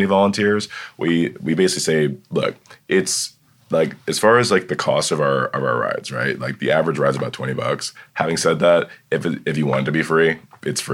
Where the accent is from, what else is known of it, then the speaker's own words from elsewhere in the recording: Charles Town, West Virginia, United States; I'm from Charlestown